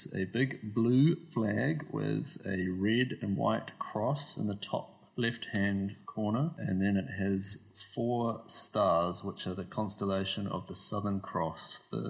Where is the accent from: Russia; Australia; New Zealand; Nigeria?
New Zealand; I'm from New Zealand, or Aotearoa.